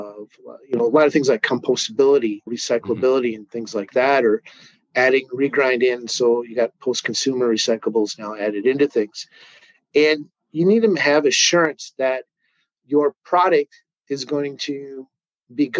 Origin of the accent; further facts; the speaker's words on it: St. Paul, Minnesota, United States; I grew up in Minnesota, born in St. Paul, lived, raised here